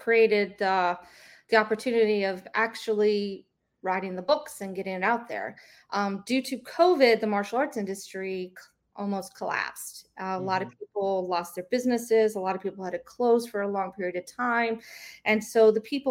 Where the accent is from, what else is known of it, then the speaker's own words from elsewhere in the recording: Mississippi, United States; I grew up in Mississippi